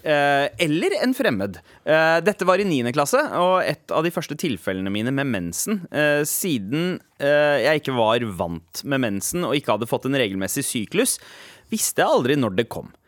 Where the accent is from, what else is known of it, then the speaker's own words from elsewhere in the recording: Norway; Vi som nordmenn